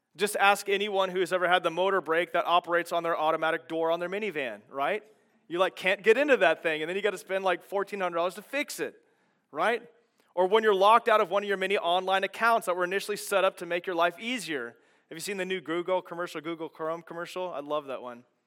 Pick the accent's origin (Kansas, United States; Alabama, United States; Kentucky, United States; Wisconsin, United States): Kansas, United States; I grew up in Kansas, and growing up in Kansas